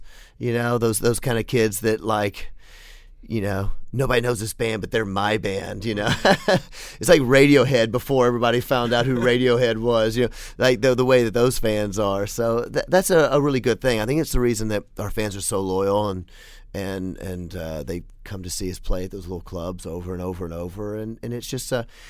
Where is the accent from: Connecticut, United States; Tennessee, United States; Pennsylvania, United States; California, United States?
Tennessee, United States; Memphis; I'm from Memphis